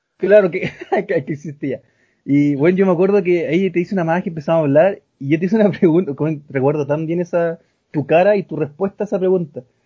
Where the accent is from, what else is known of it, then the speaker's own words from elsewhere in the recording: Arica, Arica y Parinacota, Chile; soy de acá de Arica